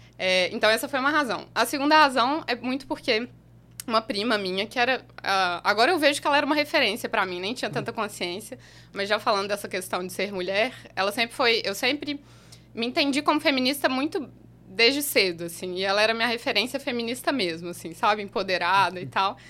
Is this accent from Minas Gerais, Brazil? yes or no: yes; Belo Horizonte, Minas Gerais, Brazil; also born or lived in Utrecht, Netherlands; eu sou de Minas, nascida e criada em Belo Horizonte, morei lá a maior parte da minha vida.